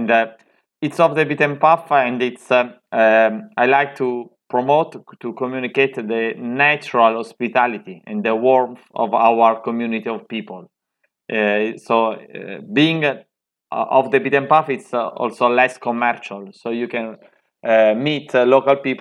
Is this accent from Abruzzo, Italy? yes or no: yes; Vasto, Abruzzo, Italy; English is a second language; I'm living in Vasto, that you described perfectly. And it is my hometown where I grew up